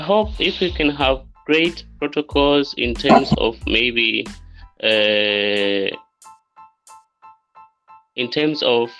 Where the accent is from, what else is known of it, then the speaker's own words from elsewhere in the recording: Tanzania; from Tanzania